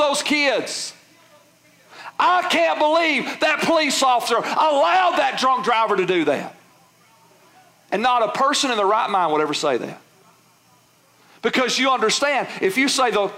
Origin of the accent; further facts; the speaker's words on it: United States; We live in a free country